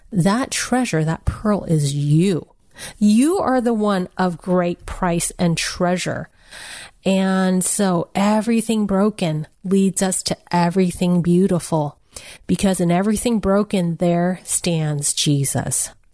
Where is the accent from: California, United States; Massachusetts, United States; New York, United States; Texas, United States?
California, United States; San Francisco; I was born in San Francisco Chinatown